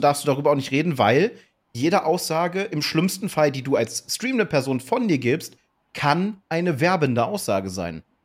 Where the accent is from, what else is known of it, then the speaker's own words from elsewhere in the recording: Germany; ich natürlich als Deutscher